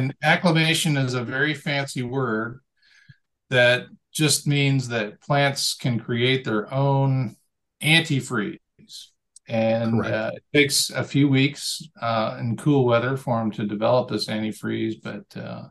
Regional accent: Bristol, Tennessee, United States; moved away as an adult; also born or lived in Milwaukee, Wisconsin; I actually grew up in Bristol, Tennessee. So I'm an Appalachian kid

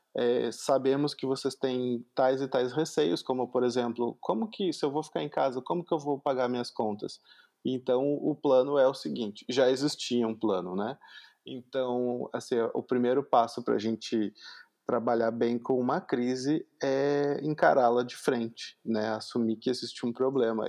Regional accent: Porto Alegre metropolitan region, Rio Grande do Sul, Brazil; Eu sou da região metropolitana de Porto Alegre, que é a capital do Rio Grande do Sul, então eu falo muito tu

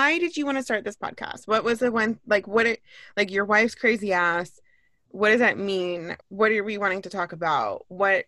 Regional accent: Orange County, California, United States; also born or lived in Los Angeles / Ventura; I grew up in Orange County

